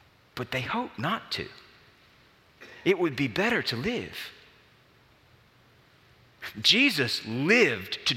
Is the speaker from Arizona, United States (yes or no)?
no; Alabama, United States; I grew up in Alabama